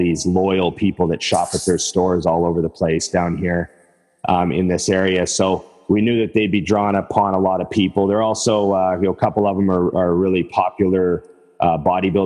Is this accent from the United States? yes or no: no; Edmonton, Alberta, Canada; moved away as an adult; now in Vancouver, Canada; I'm from Edmonton where Trevor and I used to know each other